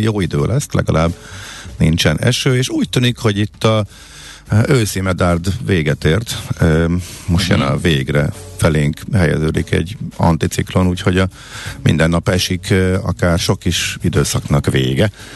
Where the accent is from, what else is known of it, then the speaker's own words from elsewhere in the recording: Zalaegerszeg, Zala, Hungary; moved away; Zalaeger Szeged jártam, ö, ahol én fölnőttem